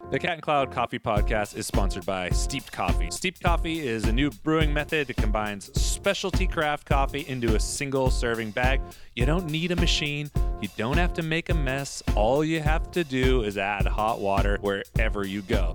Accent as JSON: {"language": "English", "area": "Central Valley", "region": "California", "country": "United States", "tie": "born or raised there", "said": "we grew up in the valley, Central Valley"}